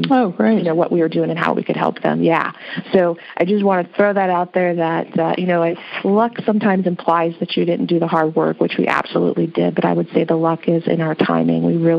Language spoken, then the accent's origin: English; Midwest, United States; My background, I come from the Midwest. In the Midwest, we are all about having no debts, right?